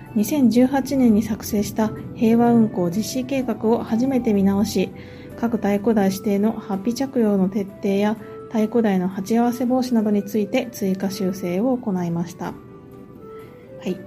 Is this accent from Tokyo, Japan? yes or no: no; Ehime, Japan; 地元の愛媛新聞のえー、を受験をして